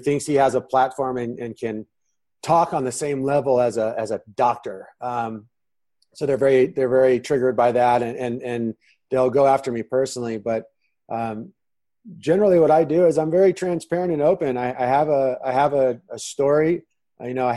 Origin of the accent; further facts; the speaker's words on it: San Diego, California, United States; moved away as an adult; also born or lived in Manhattan, New York City / Nebraska; now in Phoenix, United States; I'm originally from San Diego. I spent 35 years living there